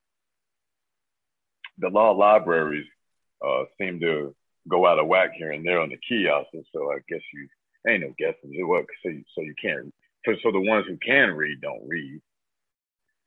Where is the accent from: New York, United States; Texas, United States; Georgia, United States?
Georgia, United States; Marietta; I'm from Marietta, Georgia, Cobb County.